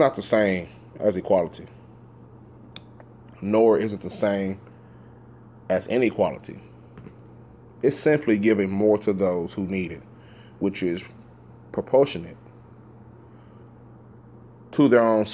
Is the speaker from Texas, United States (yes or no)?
yes; Dallas, Texas, United States; Growing up in South Dallas